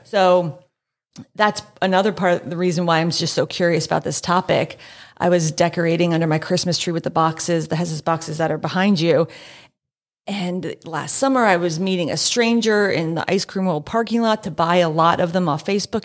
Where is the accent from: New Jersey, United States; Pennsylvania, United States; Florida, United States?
Pennsylvania, United States; Allentown; a wistful exploration of my hometown's enduring attachment to Hess's department store